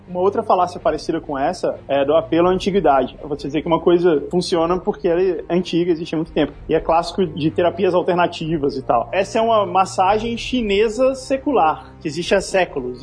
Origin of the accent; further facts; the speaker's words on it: Brazil; a gente é brasileiro